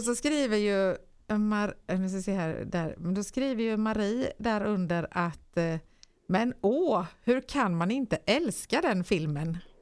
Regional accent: Nyhem, Sweden; hemma i Nyhem

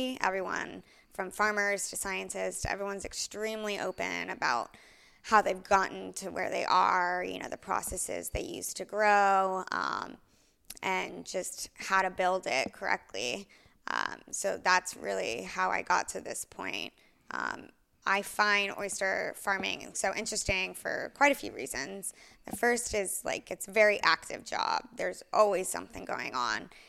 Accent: Houston, Texas, United States; moved away as an adult; also born or lived in Orlando, Florida / Tel Aviv; now in Aspen, United States; I was born and raised in Houston

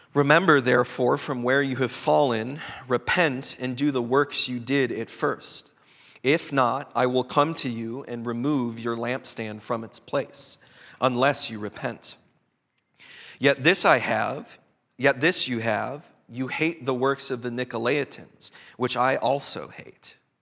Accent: Chicago, Illinois, United States; also born or lived in Twin Cities, Minnesota; now in Bellingham, United States; My own cultural sensibilities growing up in Chicago, coming of age in the Twin Cities

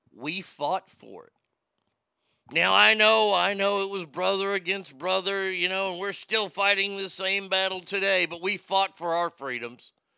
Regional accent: United States; I'm an American

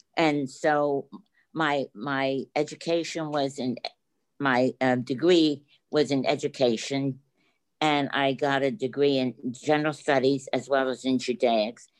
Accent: Wilmington, Delaware, United States; moved away; I didn't grow up in New York, I grew up in Wilmington, Delaware

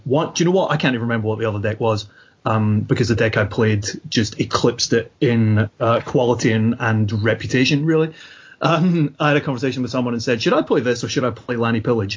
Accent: Scotland, United Kingdom; I'm Scottish

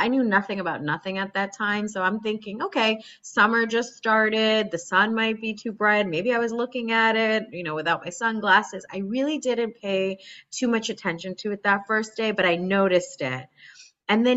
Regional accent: New Jersey, United States; moved away as an adult; now in Boston, United States; I was born and raised in New Jersey

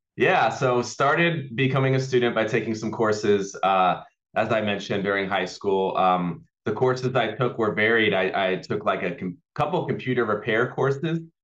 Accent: Auburn, California, United States; also born or lived in Los Angeles, California; I was born in Los Angeles, and when I was about eight years old or so, my family uh, moved up to uh, a town called Auburn, California, where I grew up

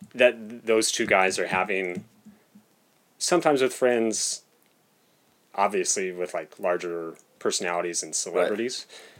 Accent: Merced, California, United States; from the same church that we had grown up in, mm-hmm. and that's Central Presbyterian Church here in Merced.

